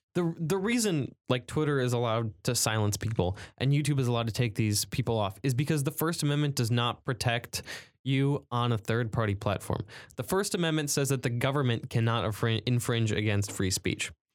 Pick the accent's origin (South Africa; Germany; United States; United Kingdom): United States; I'm patriotic, I'm American.